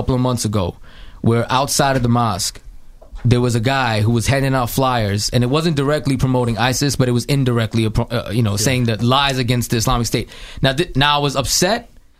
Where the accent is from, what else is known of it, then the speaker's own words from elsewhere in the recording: United States; As an American